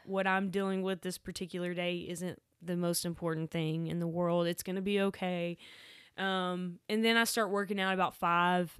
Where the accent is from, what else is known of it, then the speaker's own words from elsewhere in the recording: Waco, Texas, United States; also born or lived in Dallas; I grew up in Waco